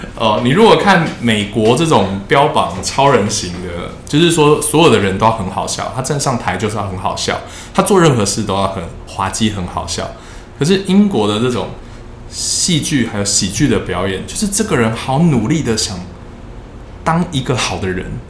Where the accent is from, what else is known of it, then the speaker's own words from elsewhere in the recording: Taiwan; moved away as an adult; now in London, United Kingdom; 在我们这个亚洲，或者是在台湾这个文化，我们担心说出来会发生什么事